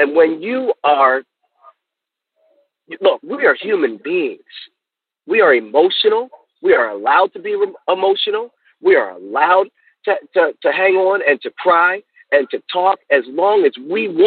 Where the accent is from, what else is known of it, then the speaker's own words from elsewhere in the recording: Baltimore, Maryland, United States; I'm from Baltimore, Maryland